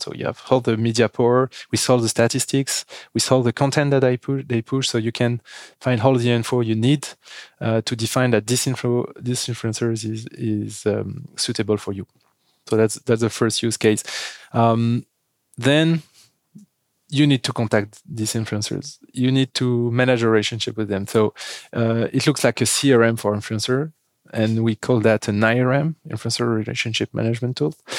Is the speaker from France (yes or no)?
yes; France; accent: French; English is a second language; As you can hear with my accent, we are French